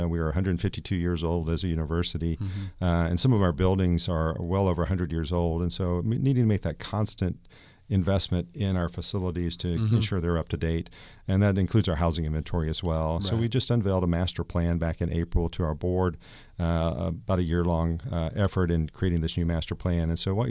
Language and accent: English; Georgia, United States; I'm not originally from the area, as I mentioned. I grew up in Georgia and went to Florida State.